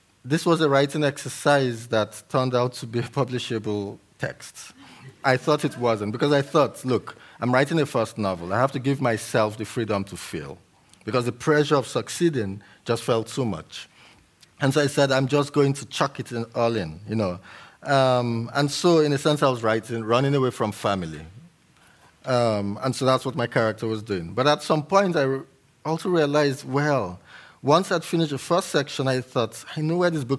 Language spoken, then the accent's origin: English; Port Harcourt, Rivers State, Nigeria; first language English; also born or lived in Yoruba-speaking area of Nigeria; I went to an all-boys school, high school, when I was growing up in Port Harcourt, in the Niger Delta of Nigeria